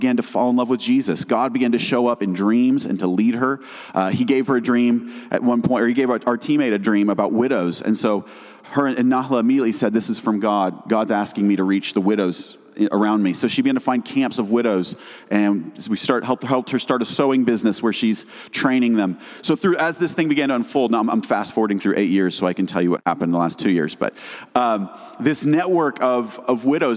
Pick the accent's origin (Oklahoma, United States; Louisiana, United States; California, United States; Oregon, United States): Oklahoma, United States; moved away as an adult; also born or lived in Norman, Oklahoma / Middle East; We're from Oklahoma originally. We left Norman, Oklahoma. We moved to the Middle East.